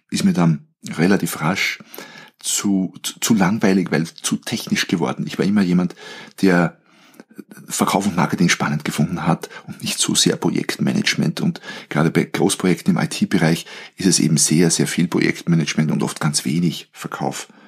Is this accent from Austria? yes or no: yes; Austria; Ich bin Österreicher, ich bin gelernter Betriebswirt, ich habe in Wien Wirtschaft studiert